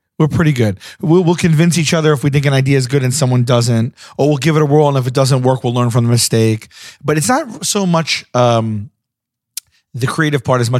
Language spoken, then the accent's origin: English; New York City, New York, United States; I'm from Staten Island.